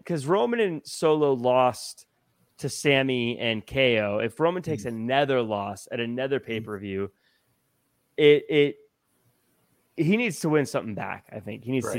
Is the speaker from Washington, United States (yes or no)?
yes; Tacoma, Washington, United States; moved away; I'm originally from Tacoma